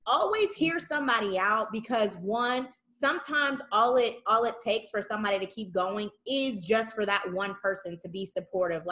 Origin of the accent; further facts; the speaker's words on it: Saginaw, Michigan, United States; moved away as an adult; we're from Sag.